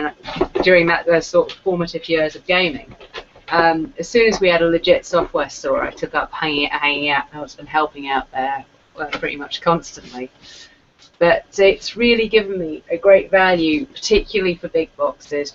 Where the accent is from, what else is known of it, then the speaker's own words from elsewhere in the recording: Cyprus; I grew up in Cyprus